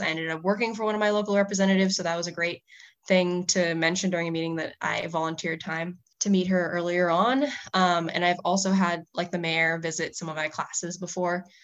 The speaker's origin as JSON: {"language": "English", "area": "Whidbey Island", "region": "Washington", "country": "United States", "said": "I'm from Woodby Island, Washington"}